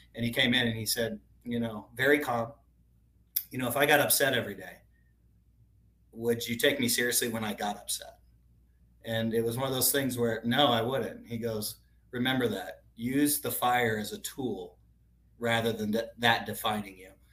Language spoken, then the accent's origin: English; Tucson, Arizona, United States; I grew up in Tucson, Arizona.